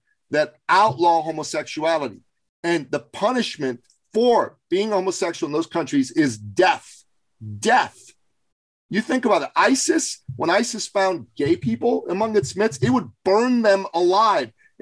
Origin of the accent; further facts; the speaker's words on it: Iran; moved away; When I was growing up in Iran